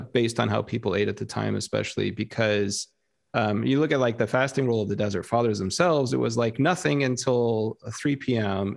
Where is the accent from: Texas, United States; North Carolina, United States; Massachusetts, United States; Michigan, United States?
Texas, United States; South; moved away; growing up in Texas